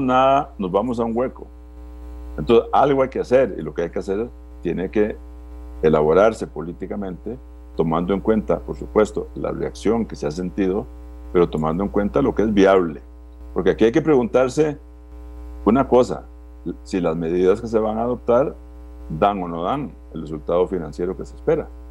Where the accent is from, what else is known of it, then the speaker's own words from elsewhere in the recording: Costa Rica; Yo como costarricense